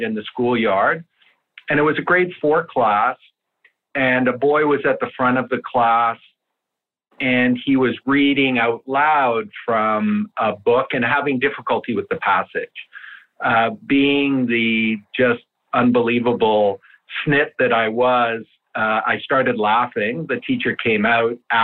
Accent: Canada; first language Italian; English is a second language; my parents came to Canada from Italy with nothing, no money, no education, no knowledge of the language

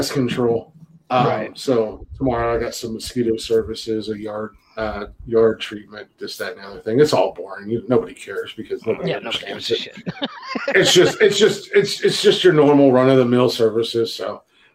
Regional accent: United States; I'm American

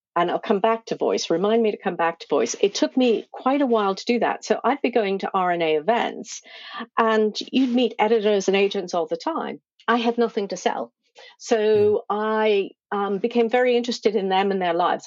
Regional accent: United States; moved away as an adult; also born or lived in Cornwall; I'm originally from the States.

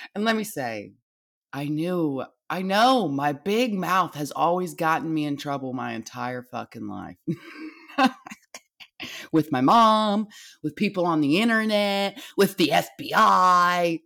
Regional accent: United States; I am an American

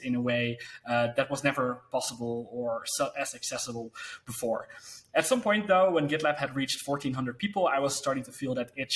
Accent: Netherlands; I told him that I worked for, the business I had, and that I was from the Netherlands

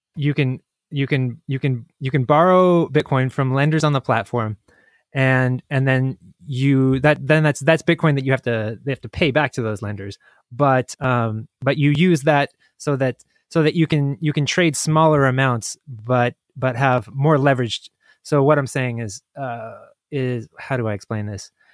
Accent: United States; I'm American

